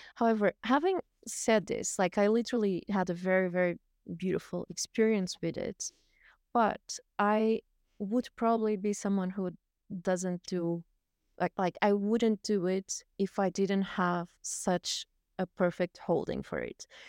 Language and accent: English; Portugal; moved away; I was born in Portugal, um, and I've lived a little bit all around the world. I've, I've lived nomadically for, uh, twenty-two years